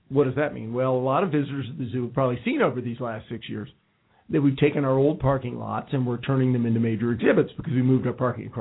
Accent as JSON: {"language": "English", "town": "Winter Park", "region": "Florida", "country": "United States", "tie": "born or raised there", "moved": "yes", "lives_now": "Cincinnati, United States", "said": "my hometown, Winter Park, Florida."}